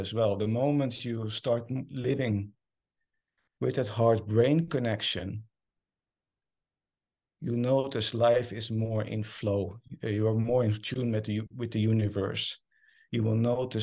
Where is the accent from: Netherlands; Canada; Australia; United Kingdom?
Netherlands; English is a second language; moved away as an adult; now in Norway; I moved from the Netherlands, where I'm originally from, to Norway to start a new cancer department there